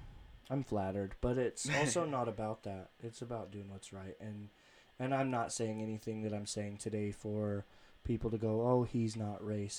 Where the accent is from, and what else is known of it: Ogden, Utah, United States; born or raised there